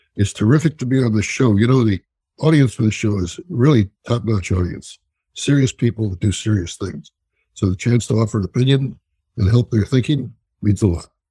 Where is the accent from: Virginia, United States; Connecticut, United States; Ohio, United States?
Ohio, United States; Columbus; moved away as an adult; also born or lived in Chicago / Notre Dame, Indiana; now in New York, United States; I was born in Columbus, Ohio, and I went to Notre Dame. And then in 1967, I was leaving Columbus to go to New York